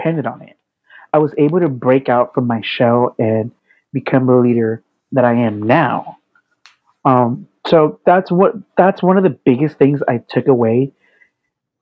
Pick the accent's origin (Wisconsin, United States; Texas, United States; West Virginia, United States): Texas, United States; Fort Worth; moved away as an adult; I'm from a very small town in Texas. I'm from Fort Worth, Texas